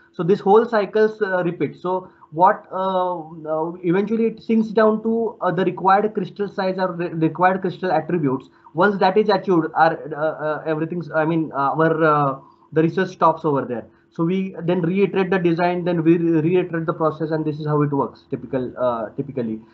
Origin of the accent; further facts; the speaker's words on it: India; moved away as an adult; now in Limerick, Ireland; I'm from India